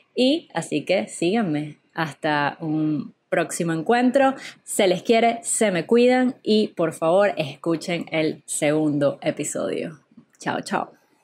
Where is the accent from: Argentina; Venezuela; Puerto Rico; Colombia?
Venezuela; Caracas, Capital District; moved away as an adult; Yo soy venezolana, para los que ya no hayan descifrado mi acento, vengo de la ciudad de Caracas